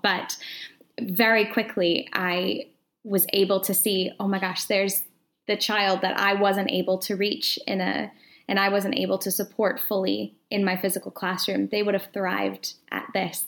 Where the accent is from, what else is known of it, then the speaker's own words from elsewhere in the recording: Atlanta, Georgia, United States; moved away as an adult; now in Edinburgh, United Kingdom; I'm originally from the United States, so originally uh, from Atlanta, Georgia